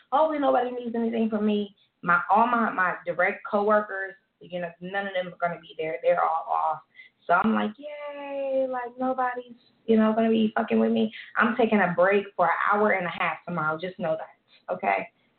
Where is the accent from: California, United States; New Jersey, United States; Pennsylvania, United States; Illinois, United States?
Pennsylvania, United States; Philadelphia; Growing up in Philly, I went to an all-black school. I was the quote-unquote white girl, the one that the boys didn't like.